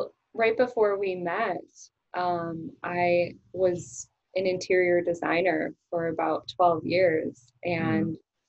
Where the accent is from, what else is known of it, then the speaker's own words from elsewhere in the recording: United States; especially as an American.